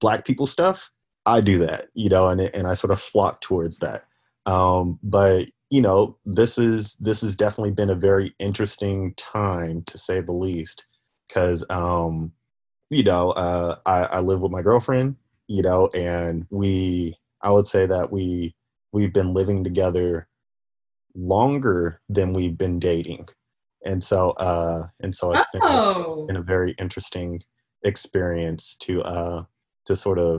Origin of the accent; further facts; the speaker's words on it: the Bay Area, California, United States; moved away as an adult; now in Portland, United States; I am in Portland, Oregon. Been here for about 5 years. I'm from the Bay Area